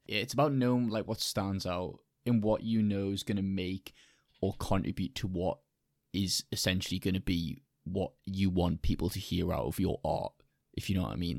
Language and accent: English; United Kingdom; I'm British